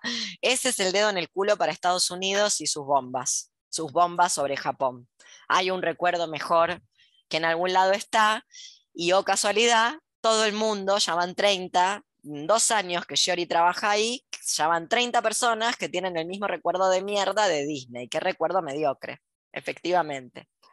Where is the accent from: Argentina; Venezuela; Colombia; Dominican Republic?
Argentina; also born or lived in Buenos Aires; ¿Por qué soy argentina? ¿Por qué no me tocó ser japonesa? ¿Por qué nací acá?